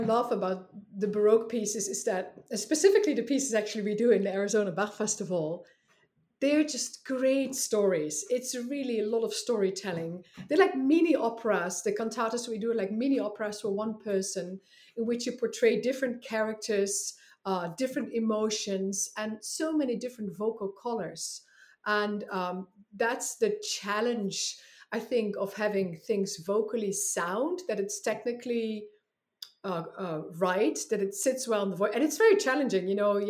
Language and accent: English; Netherlands; English is a second language; moved away as an adult; Yeah, so I came here from the Netherlands about 12 years ago, and I was going to just be here for 1 year.